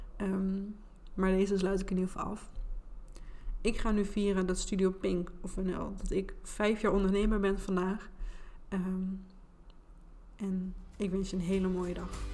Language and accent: Dutch; Enschede, Overijssel, Netherlands; accent: Gooise R; Ik ben geboren en getogen in Enschede. En dat is waarschijnlijk ook wel een beetje te horen aan mijn accent.